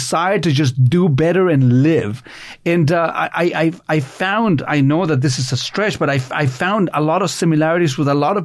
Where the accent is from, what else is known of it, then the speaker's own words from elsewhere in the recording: Chile; English is a second language; now in Canada; growing up in Chile